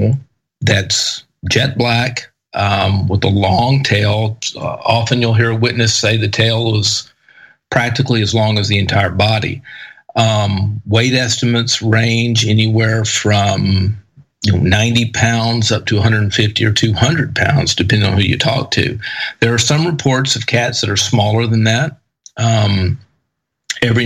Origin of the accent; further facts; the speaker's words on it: East Texas, United States; I grew up in East Texas